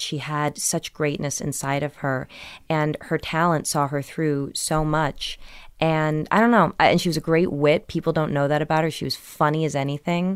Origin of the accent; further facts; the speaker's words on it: Millburn, New Jersey, United States; also born or lived in Brooklyn, New York; I was born in Brooklyn, but raised in New Jersey